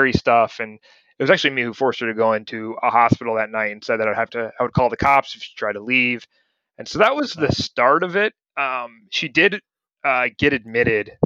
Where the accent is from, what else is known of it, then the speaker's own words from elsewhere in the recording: Ohio, United States; moved away as an adult; also born or lived in Montana / Richmond, Virginia; when I was over at their house growing up in Ohio